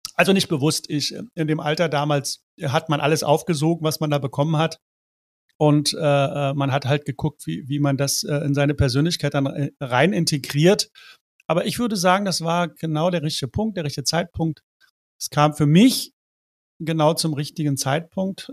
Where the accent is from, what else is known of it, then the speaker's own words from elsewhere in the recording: East Germany, Germany; ich bin in der DDR äh, aufgewachsen. Meine ersten 13 Lebensjahre waren, ähm, war ich DDR-Kind.